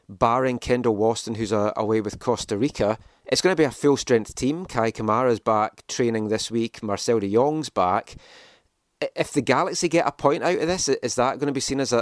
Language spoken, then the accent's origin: English; Scotland, United Kingdom; I'm from Scotland. I'm used to fierce local rivalry there